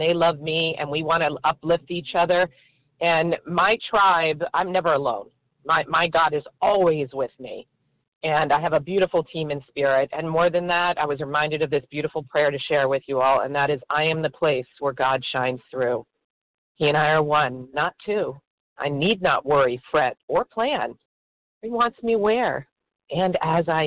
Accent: Florida, United States; I am from Florida.

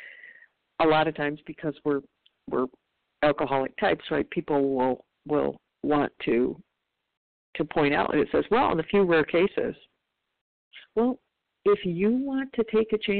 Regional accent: Michigan, United States; now in California, United States; I'm from Michigan originally

